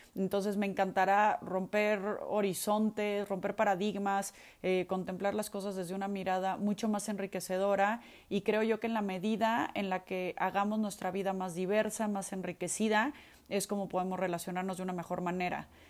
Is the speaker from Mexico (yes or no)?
yes; Mexico; soy mexicana